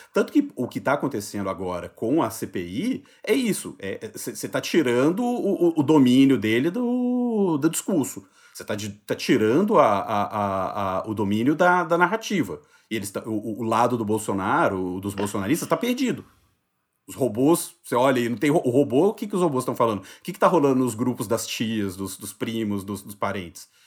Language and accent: Portuguese; Juiz de Fora, Minas Gerais, Brazil; now in São Paulo, Brazil; Meu título de eleitor sempre teve em Juiz de Fora, que é a cidade onde eu nasci. Eu mudei para São Paulo e nunca transferi